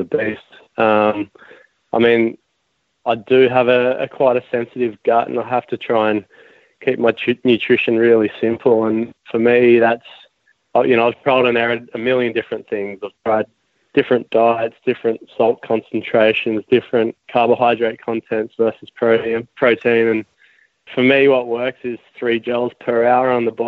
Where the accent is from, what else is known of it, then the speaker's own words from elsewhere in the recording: Austinville, New South Wales North Coast, Australia; I grew up in Austinville, a small town on the New South Wales North Coast, and I live 15 minutes down the road from there now.